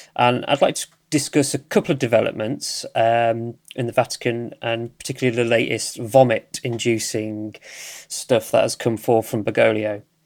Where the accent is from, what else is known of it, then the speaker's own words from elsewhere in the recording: United Kingdom; I'm from the U K, if you, you cannot tell by my accent